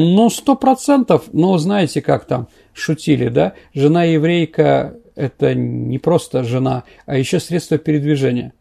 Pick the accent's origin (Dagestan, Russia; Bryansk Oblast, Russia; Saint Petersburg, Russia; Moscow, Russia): Saint Petersburg, Russia; я как бы питерский человек